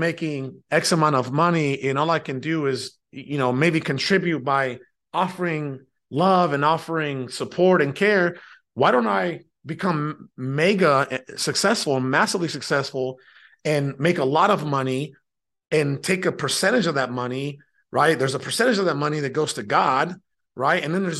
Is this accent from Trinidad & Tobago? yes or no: no; Mexico; born there; I was born in Mexico, which is south of the United States of America. It's a country located south of the U.S.